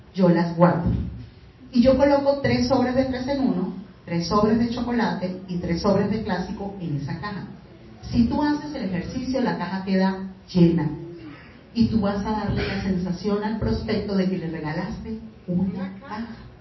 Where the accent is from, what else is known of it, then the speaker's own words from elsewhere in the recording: Venezuela; moved away; soy venezolana